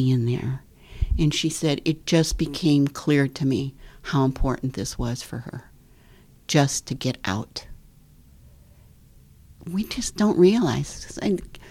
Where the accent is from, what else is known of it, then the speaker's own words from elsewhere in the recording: Midwest, United States; I grew up in the Midwest in a very middle class surroundings